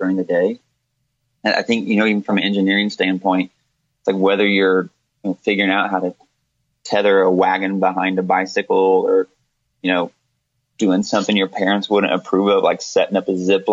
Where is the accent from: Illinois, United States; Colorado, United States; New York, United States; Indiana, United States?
Indiana, United States; Terre Haute; I grew up around Terre Haute